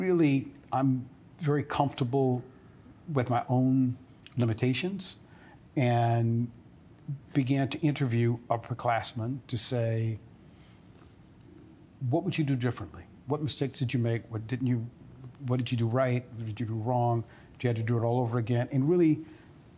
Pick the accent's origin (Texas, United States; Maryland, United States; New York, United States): Texas, United States; I was born and raised in Texas, primarily in a small town